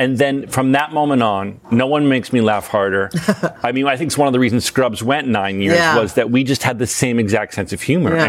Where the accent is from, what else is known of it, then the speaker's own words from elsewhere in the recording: United States; moved away; I grew up in this hometown.